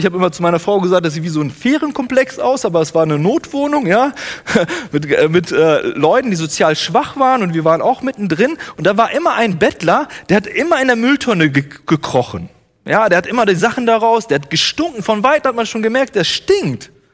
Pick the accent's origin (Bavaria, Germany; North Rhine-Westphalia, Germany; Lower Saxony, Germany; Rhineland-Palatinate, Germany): North Rhine-Westphalia, Germany; Bielefeld; now in Herborn, Germany; aus Bielefeld, da wo ich herkomme